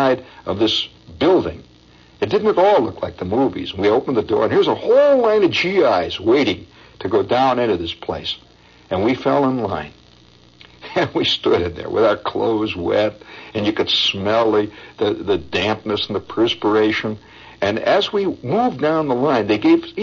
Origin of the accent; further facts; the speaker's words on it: Indiana, United States; I'm from Indiana